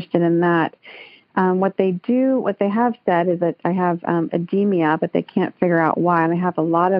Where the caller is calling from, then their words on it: Alamo, California, United States; I'm calling from Alamo, California.